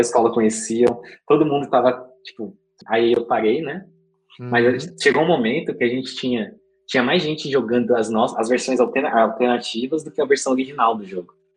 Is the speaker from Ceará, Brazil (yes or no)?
no; Diadema, São Paulo, Brazil; Eu nasci, nasci em Diadema